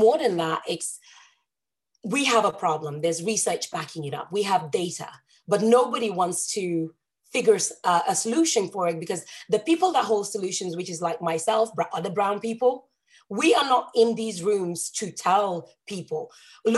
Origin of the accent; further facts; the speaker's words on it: Stockholm, Stockholm County, Sweden; English is a second language; also born or lived in Haninge / Nynäshamn; I grew up in Stockholm. So I grew up in a big town, but every town has a suburb. So I was in one of the burbs, as we call it, called Haninge